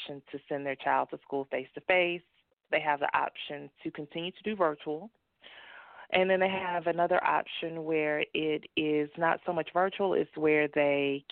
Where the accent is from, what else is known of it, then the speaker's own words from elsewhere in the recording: Dallas, Texas, United States; moved away as an adult; also born or lived in North Carolina; I am from Dallas, and I went to college in North Carolina, where I was there for about 20 years. And once I got my divorce, moved back to Texas